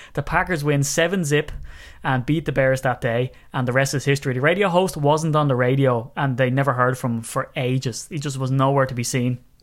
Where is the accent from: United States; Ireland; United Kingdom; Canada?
Ireland; as an Irishman